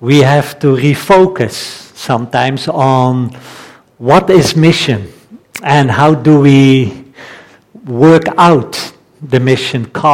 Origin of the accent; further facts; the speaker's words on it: Netherlands; accent: Dutch; English is a second language; moved away; I am Dutch, so my accent is still a little bit strong